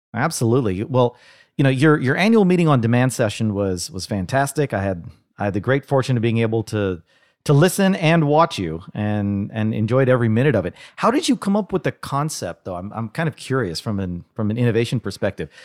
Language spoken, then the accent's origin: English; Dallas, Texas, United States; in Dallas, my hometown